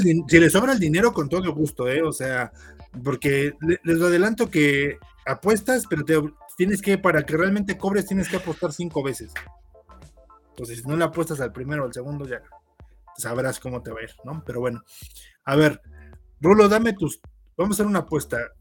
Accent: Mexico; como mexicano

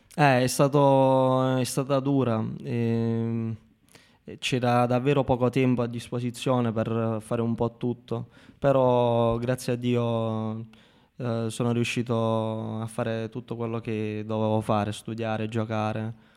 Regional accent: Marconia, Basilicata, Italy; also born or lived in Rome; un ragazzo come me che viene da un paesino come Marconia che ha 15.000 abitanti in tutto

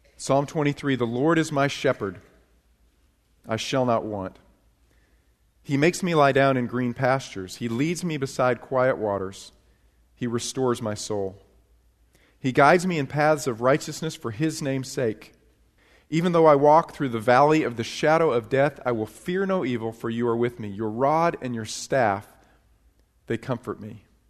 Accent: upstate New York, United States; now in Texas, United States; I actually grew up in, uh, New York. I got it. Uh, but it was upstate New York, not New York City

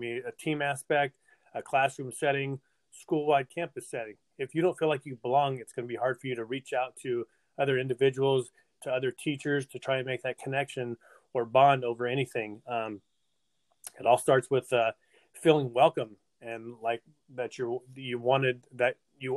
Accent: Visalia, California, United States; now in Tulare, United States; I born and raised in Visalia, moved to Tulare when I got married.

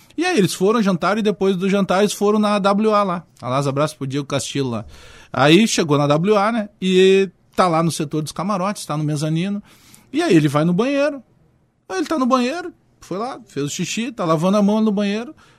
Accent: Porto Alegre, Rio Grande do Sul, Brazil; also born or lived in Bagé; eu me criei, eu morei em Bagé, eh, nasci em Bagé, mas vim muito cedo em Porto Alegre. E, e eu me criei na Restinga, na Zona Sul.

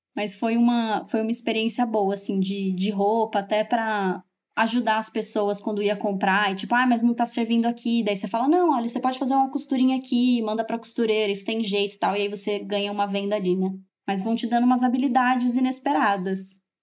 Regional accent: Campinas, São Paulo, Brazil; also born or lived in Valinhos; eu sou de Campinas, morava em Valinhos

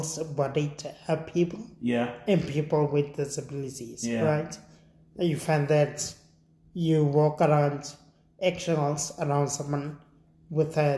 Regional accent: Winterveld, North West, South Africa; I grew up in Winterveld

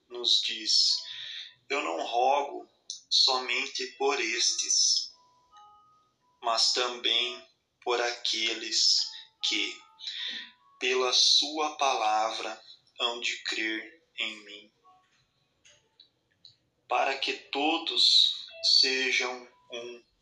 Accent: Amparo, São Paulo, Brazil; sou da cidade de Amparo, aqui de São Paulo.

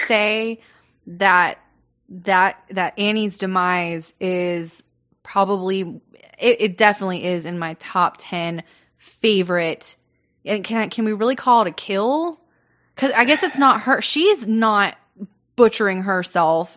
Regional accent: the South, United States; I'm growing up in the South

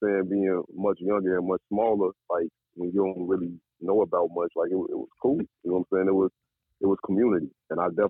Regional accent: Chicago, Illinois, United States; I'm definitely from Chicago, southwest side, LeClaire Court, right off the Stevenson Expressway

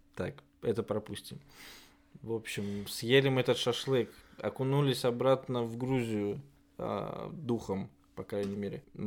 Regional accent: Oryol, Oryol Oblast, Russia; moved away as an adult; also born or lived in Georgia; now in Germany; вернуться в родной город и работать именно оттуда

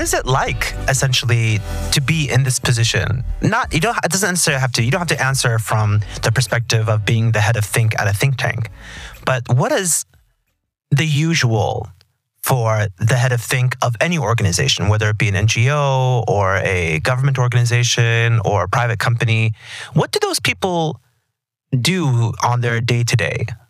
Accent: Texas, United States; I'm from Texas

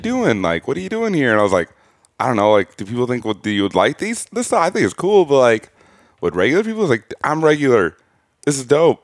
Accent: Burnsville, Minnesota, United States; also born or lived in St. Cloud; I grew up in Burnsville, like a suburb, like twenty minutes south

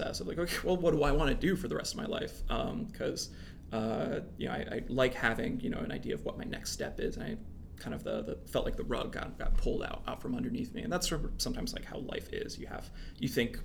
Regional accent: central New Jersey, United States; moved away as an adult; also born or lived in Vermont; I grew up in New Jersey, central New Jersey

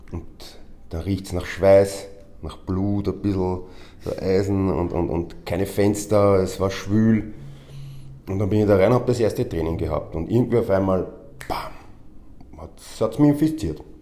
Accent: Vienna, Austria; also ich bin seit 40 Jahren auf der Welt, bin aufgewachsen in Wien, bin seit 16 Jahren Profi im Wrestling

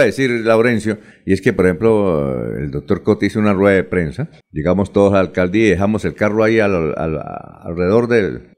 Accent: Barichara, Santander, Colombia; accent: golpeadito; now in Bucaramanga, Colombia; soy de Barichara y cuando llegué a Bucaramanga me decían, uy, el campesino, porque yo hablaba, ¿cómo hablan en Barichara, golpeadito

